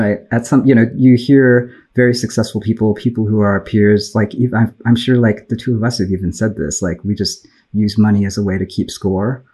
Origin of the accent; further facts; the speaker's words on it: Bay Area, California, United States; I grew up in the Bay Area in tech